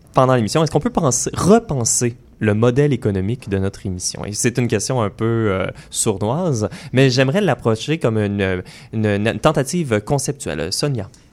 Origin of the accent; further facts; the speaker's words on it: Joliette, Quebec, Canada; On se retrouve environ une 80 personnes euh, chez nous à Joliette